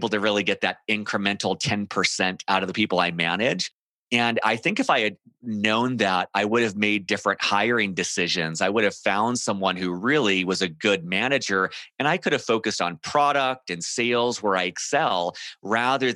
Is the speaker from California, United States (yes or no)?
yes; Southern California, United States; moved away as an adult; now in Denver, United States; I grew up in Southern California